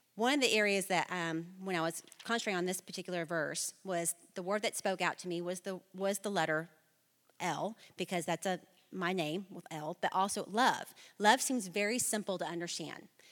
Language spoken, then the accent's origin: English; Flower Mound, Texas, United States; I was born and raised in Flower Mound, Texas